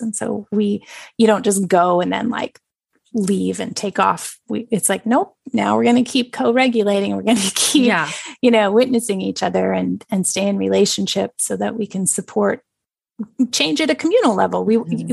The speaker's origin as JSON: {"language": "English", "region": "British Columbia", "country": "Canada", "said": "my home bioregion of British Columbia"}